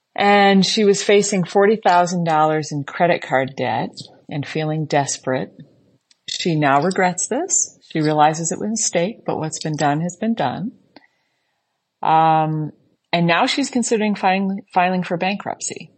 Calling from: Islamabad, Islamabad Capital Territory, Pakistan; I'm calling from Islamabad, Pakistan. where I work for the U S government

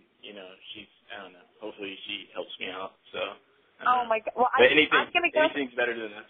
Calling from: San Diego, California, United States

